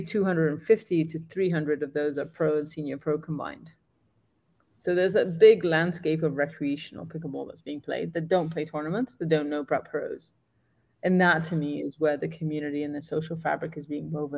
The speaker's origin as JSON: {"language": "English", "country": "Gibraltar", "moved": "yes", "said": "I'm from Gibraltar and I've done a bunch of clinics back home"}